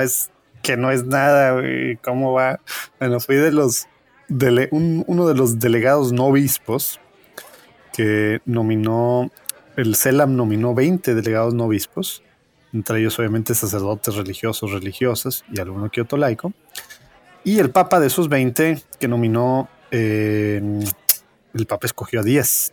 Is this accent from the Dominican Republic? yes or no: no; Mexico; nosotros pues siendo mexicanos